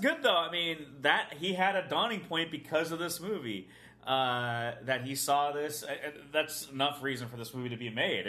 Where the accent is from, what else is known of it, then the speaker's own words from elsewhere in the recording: Niles, Ohio, United States; growing up like in Northeast Ohio, we grew up near Youngstown, and Youngstown has the working class demographic, so I've known people, you know, probably similar to these characters, and the city we lived in, Niles, it was divided between like Irish